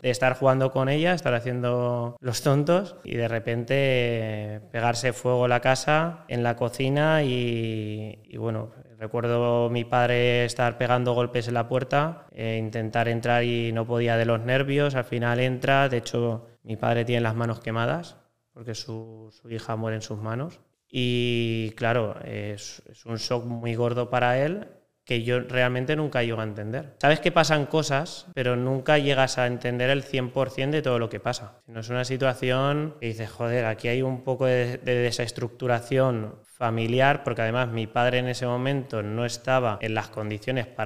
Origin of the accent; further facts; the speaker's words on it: Valencia, Valencian Community, Spain; also born or lived in Lleida; tengo 29 años, eh, nací en Lleida, pero toda mi vida he vivido en Valencia. Y la verdad que viví en Valencia desde que tengo un año